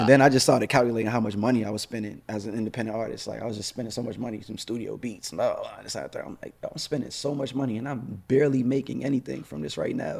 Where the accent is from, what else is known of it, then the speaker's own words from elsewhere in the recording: New York, United States; moved away; New York, of course, that's my hometown